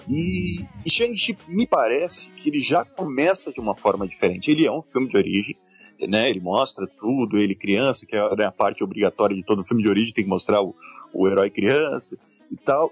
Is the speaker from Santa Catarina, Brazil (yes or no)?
yes; Santa Catarina, Brazil; nascido e criado em Santa Catarina